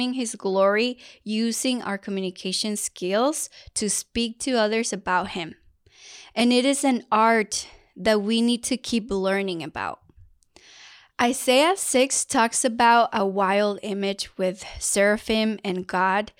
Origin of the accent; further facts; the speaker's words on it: Mexico; first language Spanish; English is a second language; moved away; I was blessed to be born in Mexico and to have Spanish as my first language.